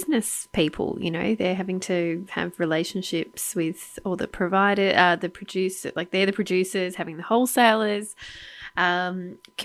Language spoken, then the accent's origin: English; Australia; I'm an Australian